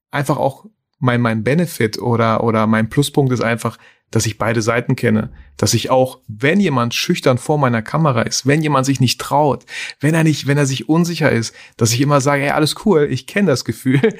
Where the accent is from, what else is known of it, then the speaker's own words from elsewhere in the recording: Germany; also born or lived in Kazakhstan; ich bin in Kasachstan geboren